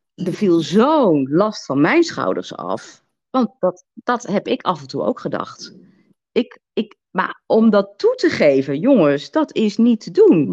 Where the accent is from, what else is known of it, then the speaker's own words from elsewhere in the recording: Twente, Overijssel, Netherlands; moved away; ik kom uit Twente